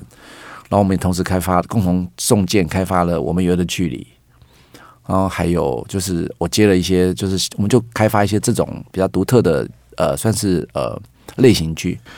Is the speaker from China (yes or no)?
no; Taiwan; 我是客家人